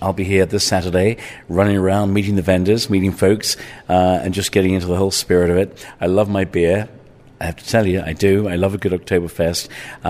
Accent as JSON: {"language": "English", "region": "England", "country": "United Kingdom", "tie": "born or raised there", "also_born_or_lived": "Ireland", "said": "Well, listen, growing up in England and Ireland, going to the pub was a family affair."}